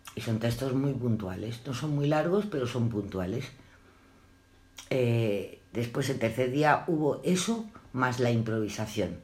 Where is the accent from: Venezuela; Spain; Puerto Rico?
Spain; Madrid, Community of Madrid; Yo nací en Madrid y a los cinco años, seis años había una escuela adelante que era la de África Guzmán